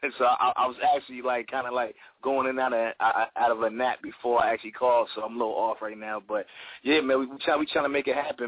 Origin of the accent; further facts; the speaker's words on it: Asbury Park, New Jersey, United States; I'm from Asbury Park, New Jersey. You know, it's Central Jersey